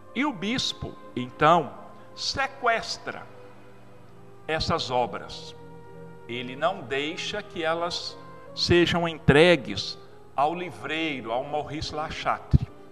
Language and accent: Portuguese; Brazil; nós somos mais ou menos 30 milhões de brasileiros